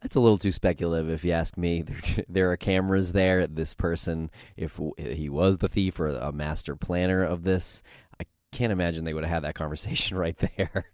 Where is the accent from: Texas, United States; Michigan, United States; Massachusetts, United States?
Massachusetts, United States; Medford; I grew up in Medford